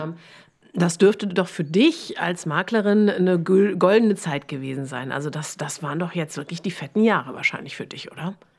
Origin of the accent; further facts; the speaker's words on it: Germany; now in Berlin, Germany; Ich hingegen bin aus dem tiefsten Westen